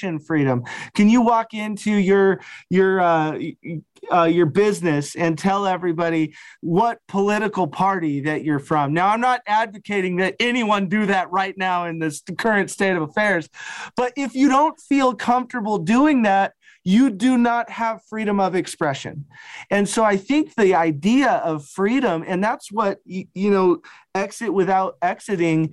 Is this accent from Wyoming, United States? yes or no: yes; Wyoming, United States; I'm from Wyoming